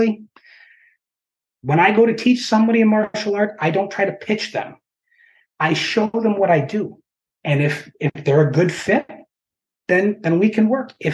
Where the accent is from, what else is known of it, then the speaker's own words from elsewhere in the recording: Chicago, Illinois, United States; now in Champaign-Urbana, United States; It's about 120 miles due south of Chicago. Matter of fact, where I work butts up against 57. So I like to joke that if I just hopped the fence and went north, I could get off in 2 hours and be in my hometown